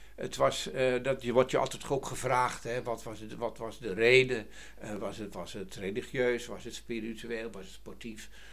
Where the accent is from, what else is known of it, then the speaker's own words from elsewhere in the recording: Harderwijk, Gelderland, Netherlands; ik kom uit Harderwijk